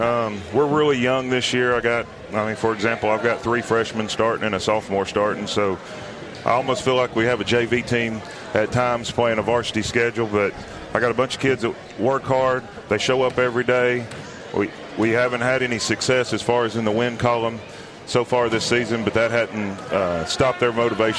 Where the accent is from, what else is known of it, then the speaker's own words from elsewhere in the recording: Tennessee, United States; also born or lived in Georgia; I grew up here in the Maury County area. I went to school at Spring Hill, played under the great Jimmy Young.